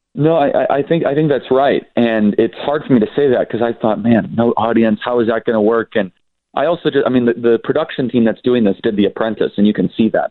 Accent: Midwest, United States; in the industrial Midwest, where I'm from. I grew up in the Midwest

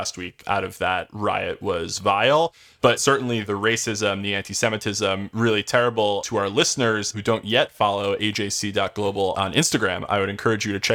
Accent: New Jersey, United States; now in New York, United States; as someone who grew up in New Jersey, I mean, I live in New York now, but I grew up in New Jersey.

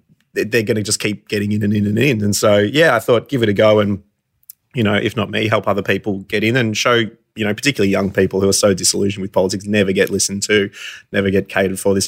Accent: Warrnambool, Victoria, Australia; We grew up in Warrnambool together

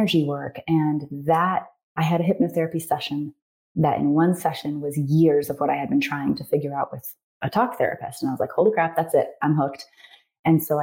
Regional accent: North Carolina, United States; moved away as an adult; also born or lived in Japan; now in Arizona, United States; I'm from North Carolina

